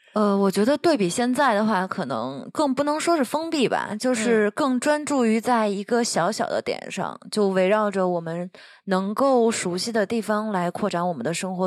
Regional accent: Northeast China, China; moved away as an adult; now in Taiwan; 我是东北人嘛

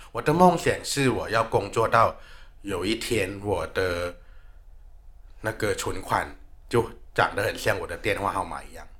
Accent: Thailand; moved away; 我是来自泰国的

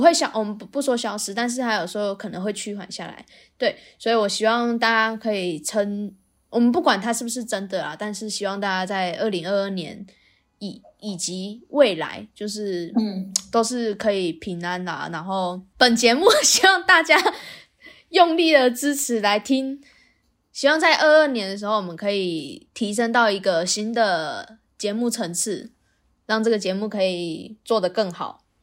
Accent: Taiwan; 我们台湾人是有一方赢了，我们就重新再来一次回合

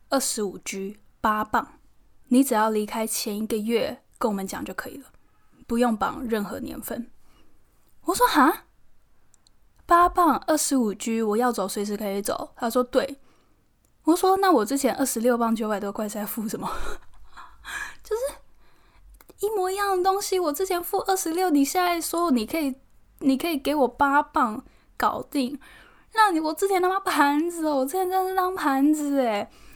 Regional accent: Taiwan; now in London, United Kingdom; 现在刚好有很多那个台湾的模特朋友都在伦敦，可以常常见面吃吃饭聊聊天。虽然也是有其他这边的外国朋友，但是我觉得跟来自同一个地方、同一个家乡的人相处，那个那个亲切感、那归属感，就是就是不一样。

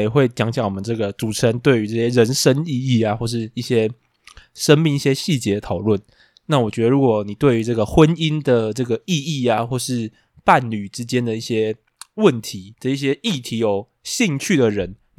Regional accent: Taiwan; 可是我们台湾人比日常根本不会吃，

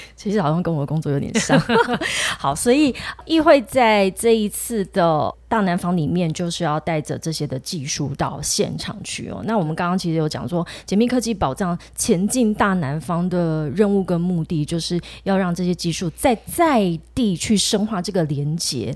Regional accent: southern Taiwan, Taiwan; 我是南部人啦

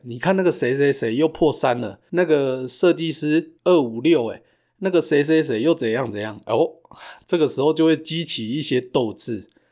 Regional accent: Taichung, Taiwan; moved away as an adult; now in Calgary, Canada; 我们两个都是从台中来的

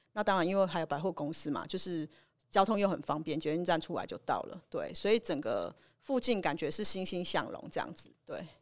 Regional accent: Changhua County, Taiwan; 我是彰化人哦

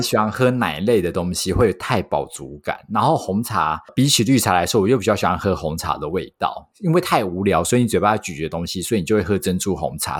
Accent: Taiwan; 我是土生土长，没离开过亚洲，超local的

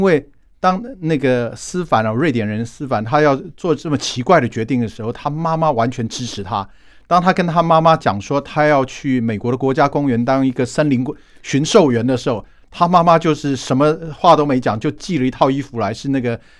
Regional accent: Taiwan; moved away as an adult; also born or lived in Providence, Rhode Island, United States; 我们台湾人是非常有国际观的

